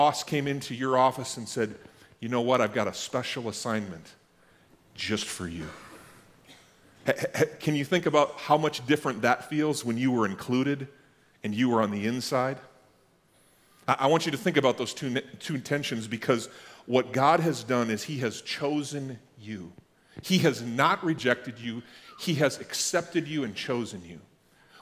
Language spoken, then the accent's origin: English; Max, North Dakota, United States; I grew up in Max, North Dakota